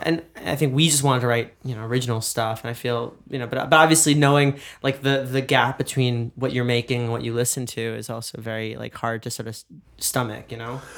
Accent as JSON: {"language": "English", "region": "New York", "country": "United States", "said": "being a New Yorker."}